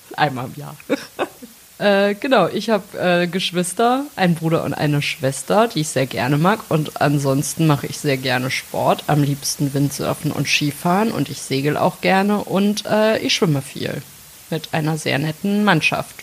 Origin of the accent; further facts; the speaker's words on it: Melsungen, Hesse, Germany; now in Bonn, Germany; ich komme aus äh, Nordhessen, aus Melsung, absolute Lokalpatriotin